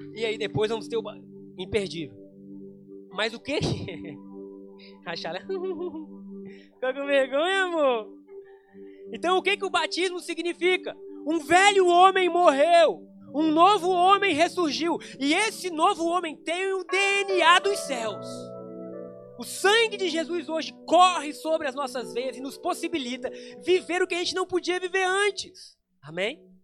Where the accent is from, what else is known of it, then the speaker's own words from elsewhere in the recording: Brazil; quando eu nasci no Brasil, eu me tornei um cidadão brasileiro